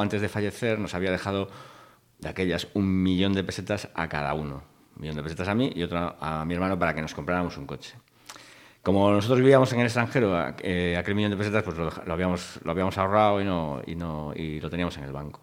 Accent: Vigo, Galicia, Spain; mi padre era profesor en Vigo y con lo cual pues eh, vivimos en Vigo y nacimos en Vigo

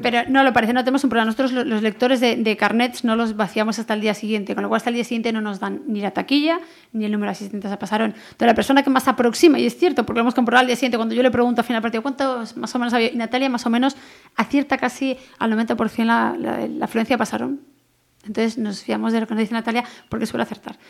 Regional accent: Pontevedra, Galicia, Spain; yo sí soy de Pontevedra

